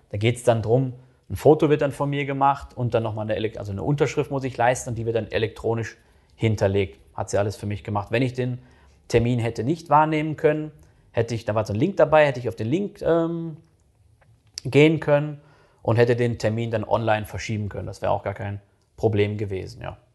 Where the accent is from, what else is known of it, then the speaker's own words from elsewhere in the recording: North Rhine-Westphalia, Germany; Das kenne ich jetzt äh, aus NRW oder aus dem Ruhrgebiet, wo ich herkomme, kenne ich das echt nicht so.